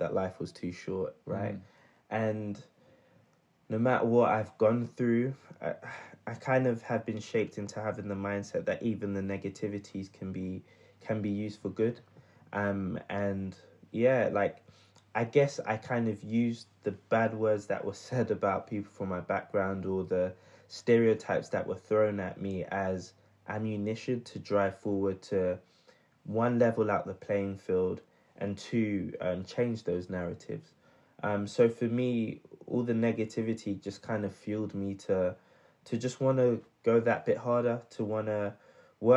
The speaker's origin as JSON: {"language": "English", "region": "London", "country": "United Kingdom", "tie": "born or raised there", "also_born_or_lived": "Midlands", "said": "I was born and raised in South London."}